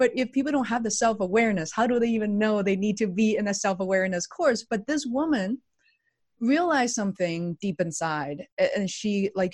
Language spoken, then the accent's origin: English; Beijing, China; moved away as an adult; now in United States; I didn't come to the US until around 2000. And so I grew up in China, in Beijing